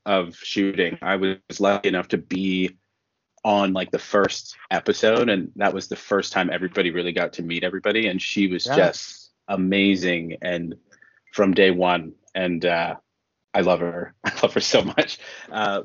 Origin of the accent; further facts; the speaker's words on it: Toronto, Ontario, Canada; moved away as an adult; now in Vancouver, Canada; I'm originally from Toronto, but I've been in Vancouver now for 8 years.